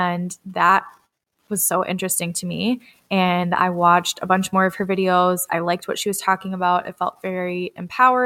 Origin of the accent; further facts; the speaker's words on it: Red Wing, Minnesota, United States; my hometown of Red Wing, Minnesota